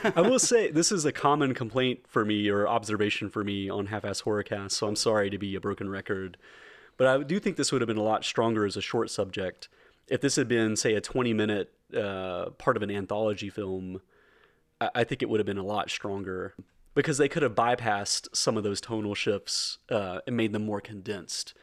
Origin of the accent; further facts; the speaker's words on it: rural Middle Tennessee, United States; We, we, we are both from rural Middle T-, Middle Tennessee.